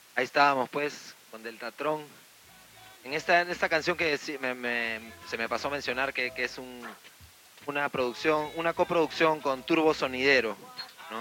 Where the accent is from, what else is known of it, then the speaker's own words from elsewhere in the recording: Lima, Peru; volvemos a, Perú, volvemos a nuestra ciudad de Lima